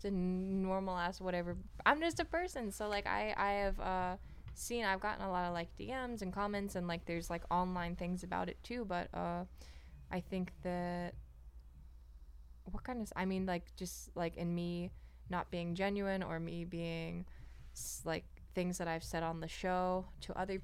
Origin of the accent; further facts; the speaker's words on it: Hawaii, United States; my hometown in Hawaii